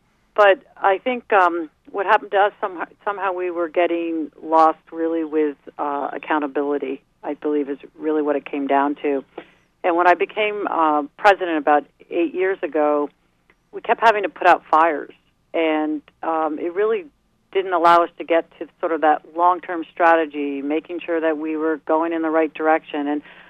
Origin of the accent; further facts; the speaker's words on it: East Coast, United States; I'm sorry, I'm from the East Coast.